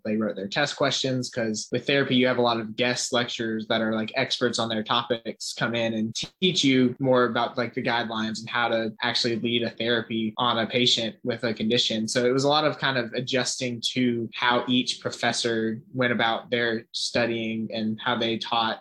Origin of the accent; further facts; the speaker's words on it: Cumming, Georgia, United States; I'm from Cumming, Georgia, which is just about an hour and a half from Athens